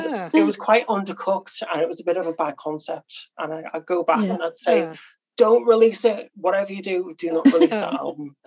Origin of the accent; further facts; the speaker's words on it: Liverpool, North West England, United Kingdom; now in Crosby, United Kingdom; I'm actually from a place called Highton, which is the east of Liverpool